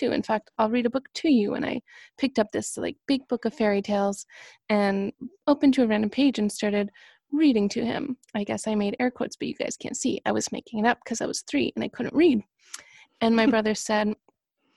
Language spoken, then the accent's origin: English; Canada; moved away as an adult; also born or lived in Toronto; I am from Canada, which you may or may not have been able to guess from my accent